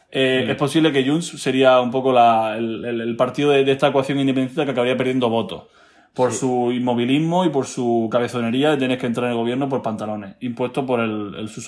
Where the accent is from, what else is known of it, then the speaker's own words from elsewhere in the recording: Spain; un acuerdo de última hora, como siempre lo hacemos todos los españoles, porque muy catalanes que sean, siguen siendo españoles.